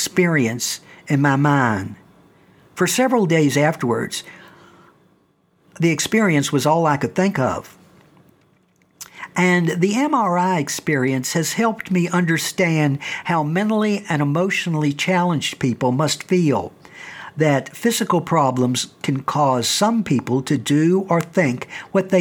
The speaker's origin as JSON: {"language": "English", "region": "the South", "country": "United States", "tie": "born or raised there", "said": "I grew up in the South"}